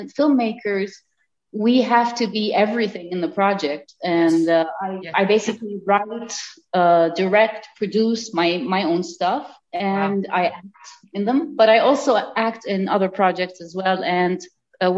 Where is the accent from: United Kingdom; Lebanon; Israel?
Lebanon; English is a second language; now in Mexico; I am Dutch Lebanese. I grew up in Lebanon in the beginning, in the Middle East